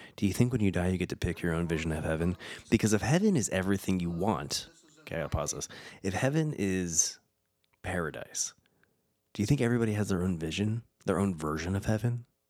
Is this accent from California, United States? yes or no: yes; California, United States; now in Tennessee, United States; Like in my home state